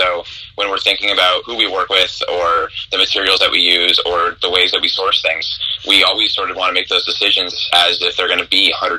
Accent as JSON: {"language": "English", "town": "Westborough", "region": "Massachusetts", "country": "United States", "moved": "as an adult", "lives_now": "Boston, United States", "said": "I grew up in a town just outside of Boston, Massachusetts, like 45 minutes outside of the city, called Westboro. But I'm now living downtown. So moving from more of the suburban area to the middle of the city was a pretty fun change."}